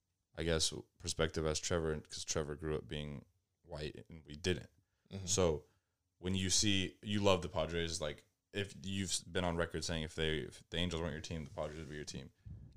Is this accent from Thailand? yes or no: yes; Thailand; born there; I was born in Thailand.